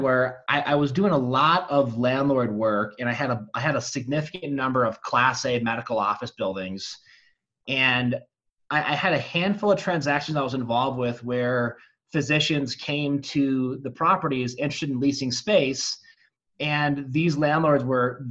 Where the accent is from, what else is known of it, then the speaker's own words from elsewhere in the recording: Charlevoix, Michigan, United States; moved away as an adult; now in Colorado, United States; I grew up in northern Michigan in a little resort town called Charlevoix.